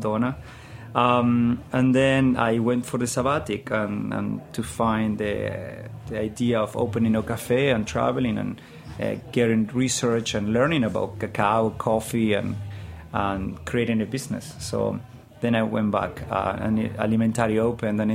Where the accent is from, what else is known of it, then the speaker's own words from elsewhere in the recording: Jáchal, San Juan, Argentina; English is a second language; moved away as an adult; also born or lived in Mendoza, Argentina; now in New York, United States; I come from Hachal, San Juan, Argentina.